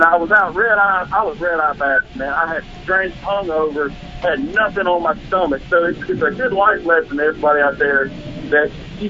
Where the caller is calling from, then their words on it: Charlotte, North Carolina, United States; This is that kid, 4 feet, man. Charlotte, North Carolina. How you guys doing?